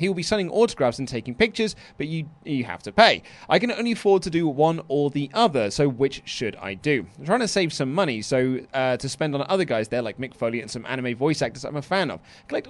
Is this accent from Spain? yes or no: yes; Spain; I grew up in Spain, which he responded to well.